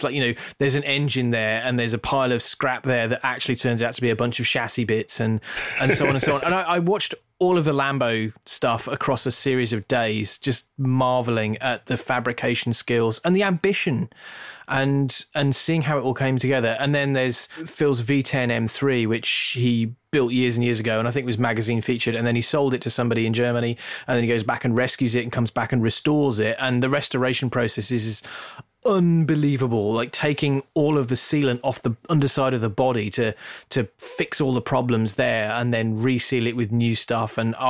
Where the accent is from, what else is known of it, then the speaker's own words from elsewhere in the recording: England, United Kingdom; I grew up in the Midlands. You wouldn't know it from my accent, but I grew up in the Midlands